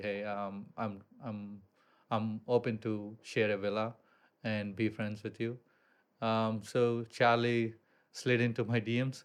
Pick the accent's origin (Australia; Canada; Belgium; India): India; moved away as an adult; also born or lived in Columbus, Ohio, United States; now in Bali, Indonesia; I grew up in India